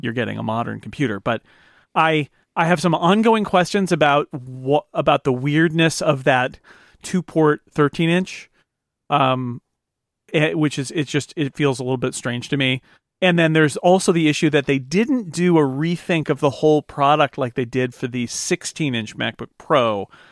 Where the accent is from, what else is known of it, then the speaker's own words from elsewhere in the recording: United States; as an American